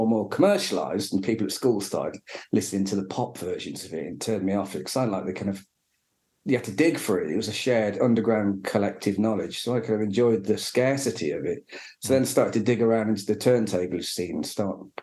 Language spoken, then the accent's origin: English; Retford, East Midlands, United Kingdom; I grew up in South Yorkshire, a place called Retford, near Worksop and Doncaster.